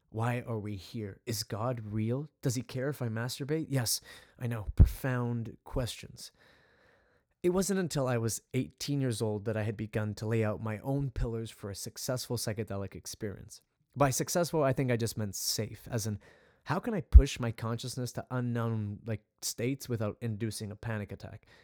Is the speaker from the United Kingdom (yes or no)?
no; Vancouver, British Columbia, Canada; I grew up in Western Canada, specifically Vancouver, Canada